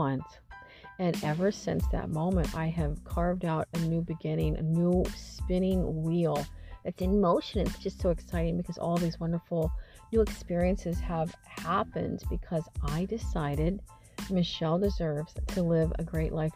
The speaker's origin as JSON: {"language": "English", "region": "Missouri", "country": "United States", "tie": "born or raised there", "moved": "as an adult", "lives_now": "California, United States", "said": "Hadn't been back to my hometown since my grandmother was alive. And, you know, and I think there's a part of my soul that was a little afraid to go back to Missouri"}